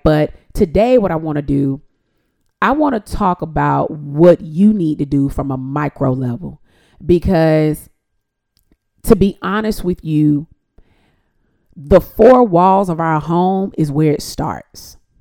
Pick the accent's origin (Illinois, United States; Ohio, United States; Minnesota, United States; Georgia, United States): Georgia, United States; Decatur; also born or lived in Atlanta, Georgia; I'm actually from Atlanta. I was born in Atlanta. I was raised in Decatur, Georgia, to be exact.